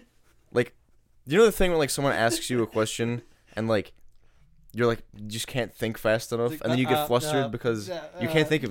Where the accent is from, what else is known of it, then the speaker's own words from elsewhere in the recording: East Coast, United States; I'm from the East Coast